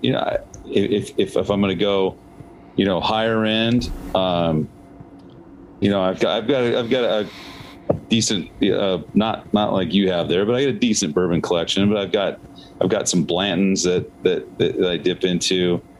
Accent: Seattle, Washington, United States; now in Arizona, United States; I'm from Seattle originally. I've been down here since 96, 97.

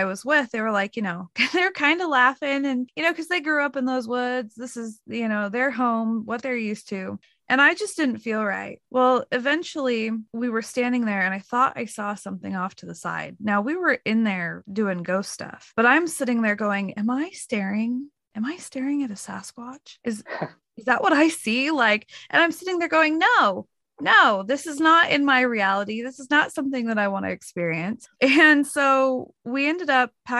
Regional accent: Oregon, United States; I'm from Oregon and I flew over to Ohio

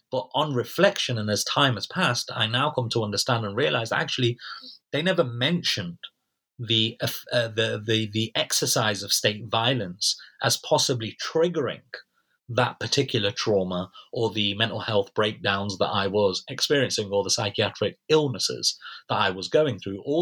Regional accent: United Kingdom; in the NHS, which of course as British citizens, we're all entitled to free of charge.

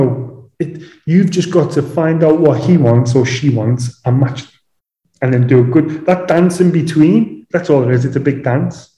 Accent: Liverpool, North West England, United Kingdom; moved away as an adult; also born or lived in London / Dubai; I'm from Liverpool, home of the …

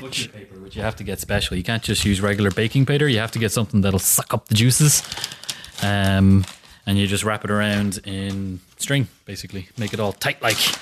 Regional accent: Ireland; we are Irish

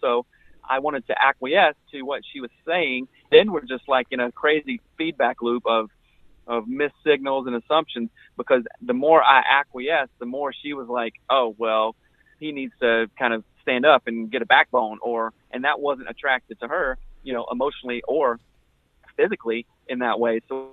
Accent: South Carolina, United States; I came from South Carolina, just the Bible Belt, grew up here, everything here

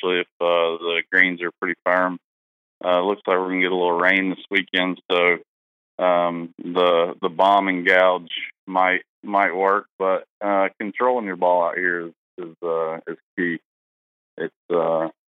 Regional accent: Tuscaloosa, Alabama, United States; I grew up playing in Tuscaloosa, Alabama, Indian Hills Country Club

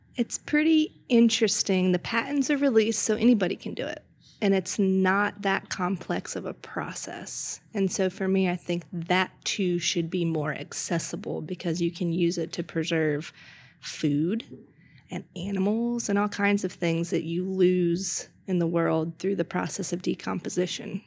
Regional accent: Mint Hill, North Carolina, United States; now in Charlotte, United States; I grew up more so in Mitt Hill and came to Charlotte often

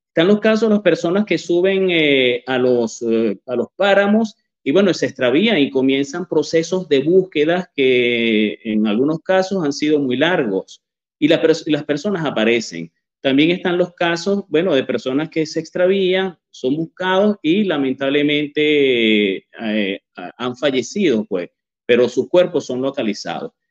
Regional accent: Barquisimeto, Lara, Venezuela; yo soy de Barquisimeto, pero me fui a estudiar eh, periodismo en la Universidad del Zulia.

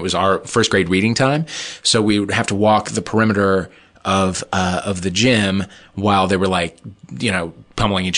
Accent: St. Louis, Missouri, United States; I'm from St. Louis. And I went to, at the time, to like a parish school

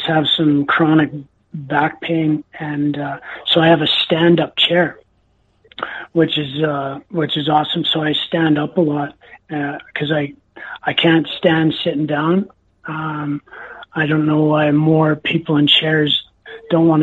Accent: Enderby, British Columbia, Canada; my hometown, Enderby, British Columbia

